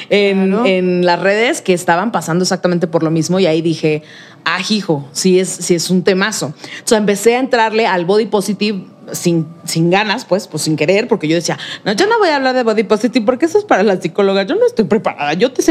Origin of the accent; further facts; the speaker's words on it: Mexico City, Mexico; Y yo, pues de aquí, bien chilanga. Ah, tú eres de aquí. Soy súper chilanga.